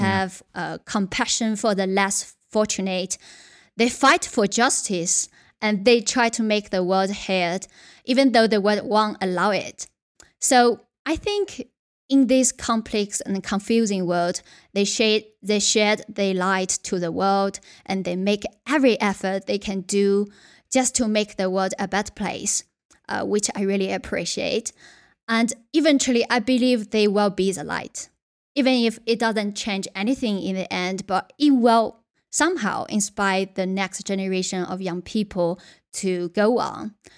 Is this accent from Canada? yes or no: no; Yunnan, China; English is a second language; moved away as an adult; also born or lived in Beijing / United Kingdom; my hometown, uh, is a very, very small boat town in Yunnan, where belongs to one of China's less developed regions